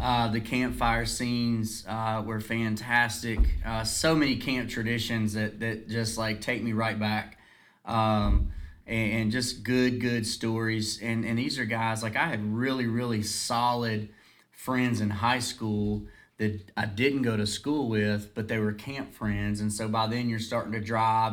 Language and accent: English; Dublin, Virginia, United States; growing up in Dublin